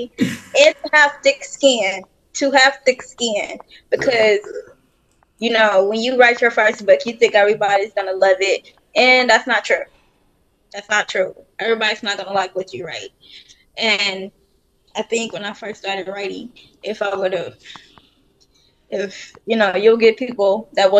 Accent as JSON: {"language": "English", "town": "Detroit", "region": "Michigan", "country": "United States", "tie": "born or raised there", "said": "I grew up in Detroit, so it was kind of rough, kind of like a rough neighborhood"}